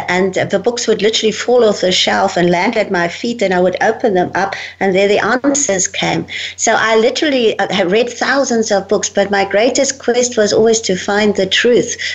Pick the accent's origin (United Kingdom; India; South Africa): South Africa; Well, I'm born in Africa, in South Africa, and I'm born from a fifth generation German family. My family came out from Germany, from Hanover in Germany, in 1854 um, to bring out the mission to South Africa.